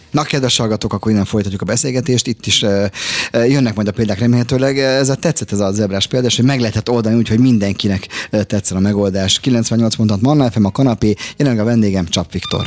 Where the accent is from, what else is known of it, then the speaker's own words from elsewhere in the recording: Budapest, Hungary; Én egy nagyon városi gyerek vagyok, városban születtem, itt is Zuglóba